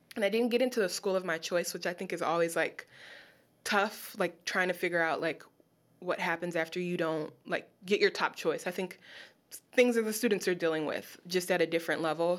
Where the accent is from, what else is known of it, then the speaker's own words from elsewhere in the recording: Los Angeles, California, United States; moved away as an adult; now in Baltimore, United States; I'm from Los Angeles.